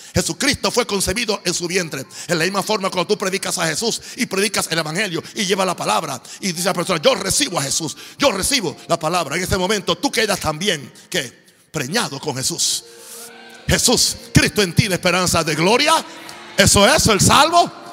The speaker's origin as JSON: {"language": "Spanish", "country": "Puerto Rico", "also_born_or_lived": "United States", "moved": "yes", "lives_now": "Panama", "said": "Yo soy un cristiano gringo, puertorriqueño, pero yo pongo el reino de Dios por encima de mi cultura boricua o mi cultura norteamericana"}